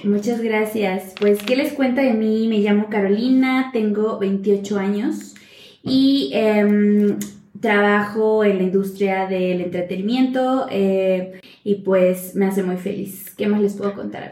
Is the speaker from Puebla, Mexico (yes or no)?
yes; Xicotepec, Puebla, Mexico; mi pueblo mágico llamado Jicotepec.